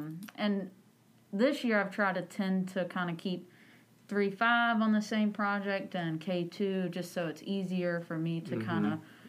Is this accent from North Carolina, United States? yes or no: yes; New Bern, North Carolina, United States; I'm actually born and raised in Craven County. Grew up in New Bern, so I'm a native.